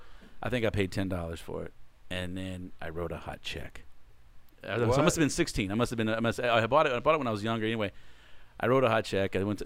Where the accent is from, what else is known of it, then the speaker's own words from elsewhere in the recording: Sugar Land, Texas, United States; also born or lived in Houston; I was born and raised in Sugar Land. Born and raised here, okay. Yeah, down here.